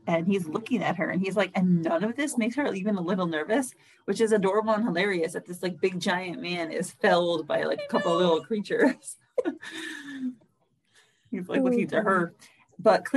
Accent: New York City, New York, United States; I am a city girl and I grew up in Brooklyn

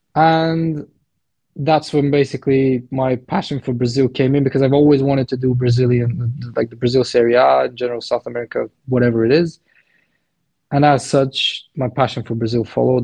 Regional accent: Plovdiv, Plovdiv Province, Bulgaria; I'm from Bulgaria, Plovdiv based. Because I'm Balkan

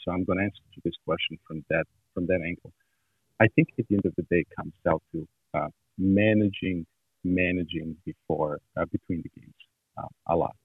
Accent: Montenegro; moved away; I grew up in Montenegro, which is southeast

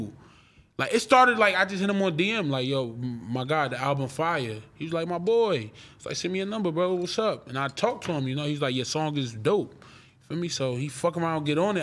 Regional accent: Irvington, New Jersey, United States; I'm from Chancellor and Stuyvesant in New Jersey

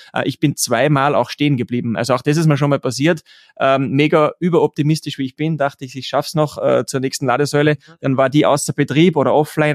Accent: Austria; bei uns in Österreich

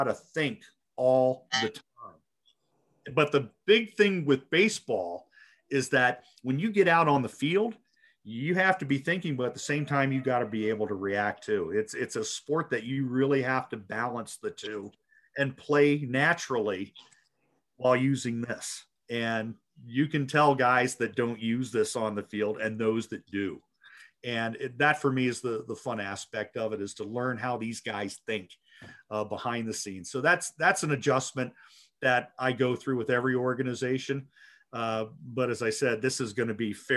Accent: Baltimore, Maryland, United States; moved away; also born or lived in Boise / Spokane; Growing up in Baltimore as a kid

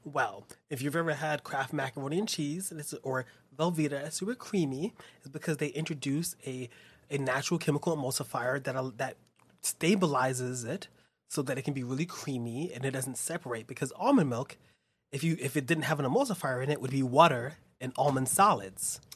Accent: New York, United States; growing up in Spanish Harlem

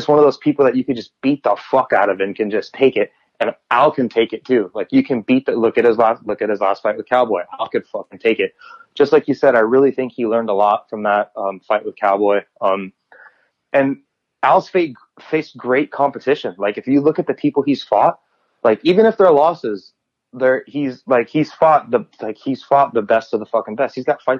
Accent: United States; because I'm American

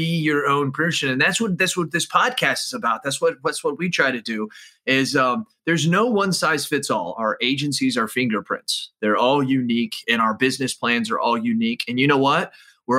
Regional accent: Midwest, United States; also born or lived in Arizona; I was born in Arizona, but I was raised in the Midwest

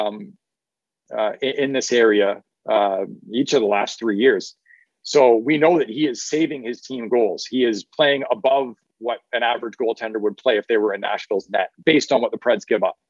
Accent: Ottawa Valley, Ontario, Canada; I come from the Ottawa Valley and up in Canada. And that's just like, you know, part of how us country folk out there talk.

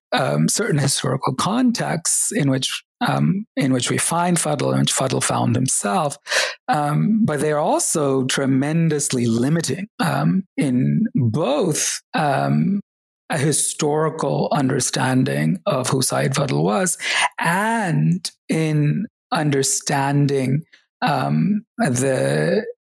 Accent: Kerala, India; born there; English is a second language; even though I was born in Kerala, I had forgotten Malayalam, um, the language of the state.

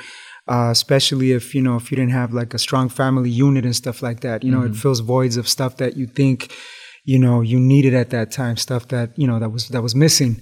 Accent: Los Angeles, California, United States; growing up in East Los Angeles in the hood

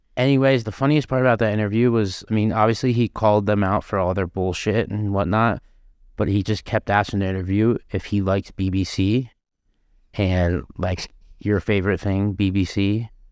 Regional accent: Florida, United States; I'm from Florida

